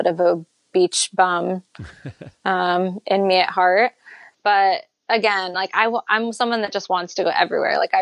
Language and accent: English; Maine, United States; Growing up in Maine